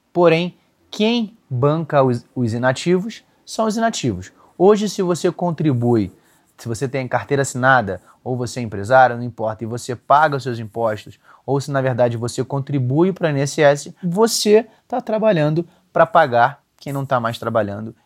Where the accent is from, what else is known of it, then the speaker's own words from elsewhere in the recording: Rio de Janeiro, Brazil; eu sou carioca